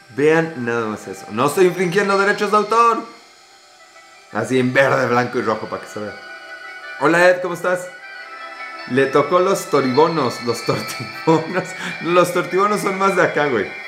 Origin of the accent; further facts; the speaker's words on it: Mexico City, Mexico; yo soy Ciudad de México